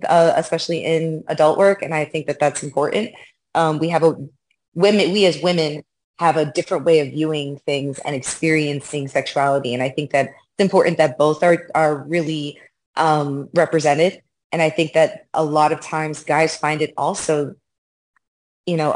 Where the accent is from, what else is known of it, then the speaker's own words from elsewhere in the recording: Miami, Florida, United States; also born or lived in New York; I was born in New York, raised in Miami.